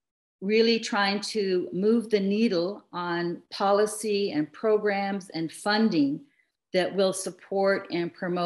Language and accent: English; Canada; My background is as a Canadian diplomat for 30 years, working primarily in Asia and Africa and in the field of immigration and refugee affairs.